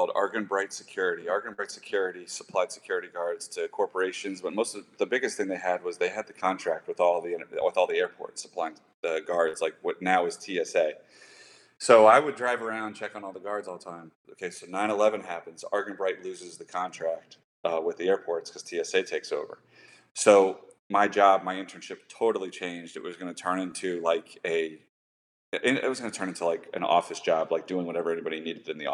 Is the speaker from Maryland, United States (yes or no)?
yes; Annapolis, Maryland, United States; also born or lived in upstate New York; I grew up in Annapolis, Maryland, for the most part. I lived in upstate New York for a little bit too.